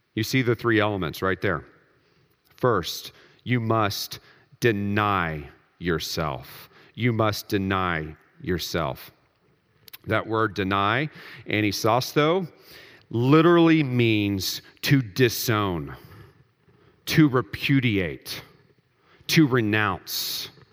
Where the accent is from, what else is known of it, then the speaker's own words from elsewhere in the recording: Texas, United States; I grew up in Texas